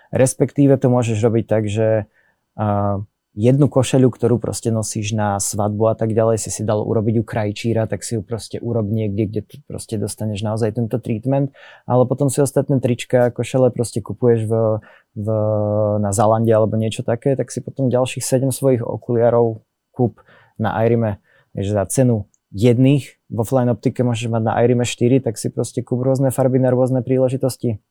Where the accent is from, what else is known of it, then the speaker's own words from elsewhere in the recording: Slovakia; Sme Slováci, sedíme na Slovensku